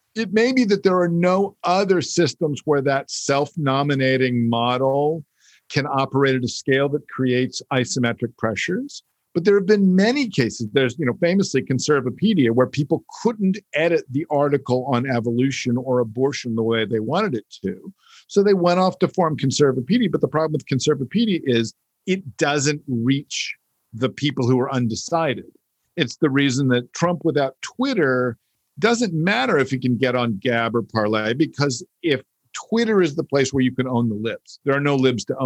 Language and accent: English; United States; born or raised there